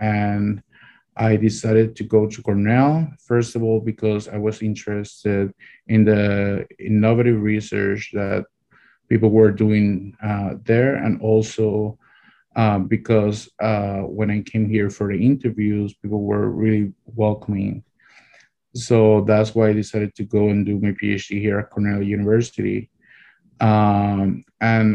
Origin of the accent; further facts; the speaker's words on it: Puerto Rico; moved away as an adult; also born or lived in Rochester, New York; now in Ithaca, United States; I'm originally from Puerto Rico